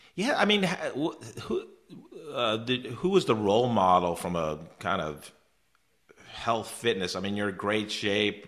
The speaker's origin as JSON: {"language": "English", "region": "New York", "country": "United States", "moved": "yes", "said": "I'm from New York originally, about an hour north of the city"}